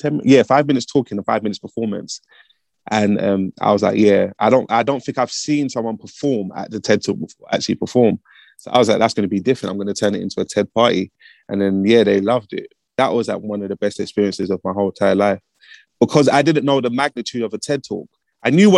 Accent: London, United Kingdom; I'm from Broadwater Farm, which is one of the most notorious neighborhoods in the whole of Britain.

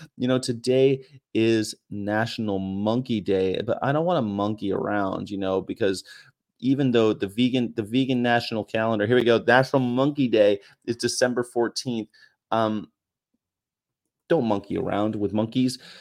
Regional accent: California, United States; moved away; also born or lived in Hanover / Japan / San Diego; I grew up in California

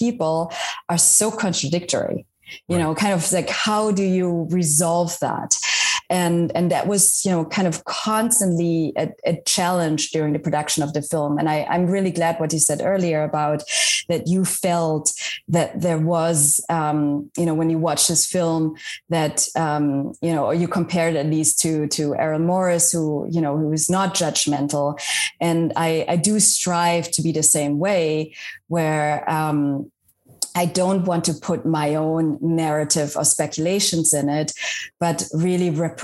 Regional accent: West Germany, Germany; English is a second language; moved away as an adult; also born or lived in Washington, D.C.; now in United States; I grew up in Germany as well, but in West Germany

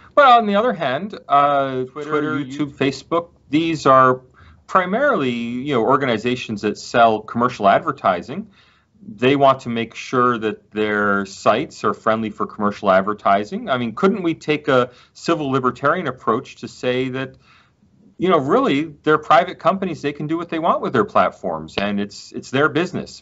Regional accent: United States; now in Australia; as an American

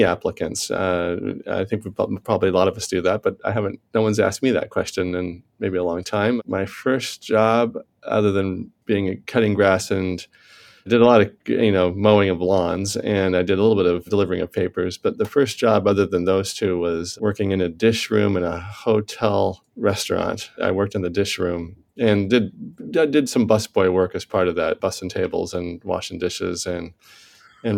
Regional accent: Indianapolis, Indiana, United States; moved away; I was born in Indianapolis, Indiana, and raised in Indiana. I lived there through my formative years

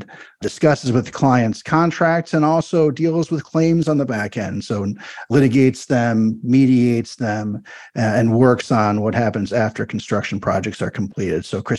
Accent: Minneapolis, Minnesota, United States; here in my hometown of Minneapolis, Minnesota.

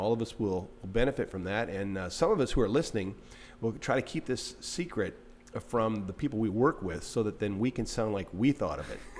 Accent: Eastern Washington, United States; Now, I'm from Eastern Washington

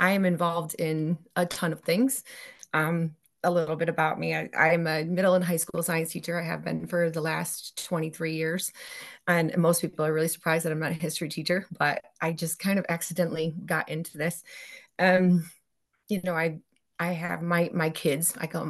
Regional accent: New York, United States; So I'm from Central New York. So in our county, there's something like 280 something cemeteries, which is insane.

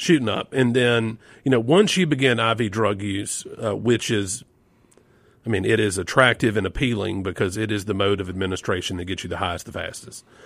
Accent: Yazoo City, Mississippi, United States; it was a lot like Leave It to Beaver in Mayberry for me growing up in Yezzi City

